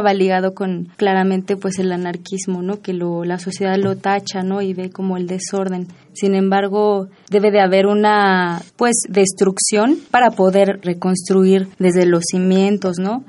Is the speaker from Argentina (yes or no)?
no; Nezahualcóyotl, State of Mexico, Mexico; Yo soy de Nesa y también en las calles ahí tocamos